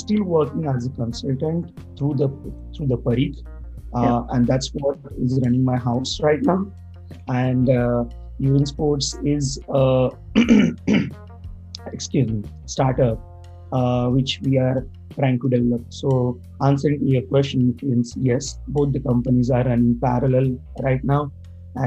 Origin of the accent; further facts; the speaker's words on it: India; now in Canada; currently I'm based out of Canada, but originally I'm from India.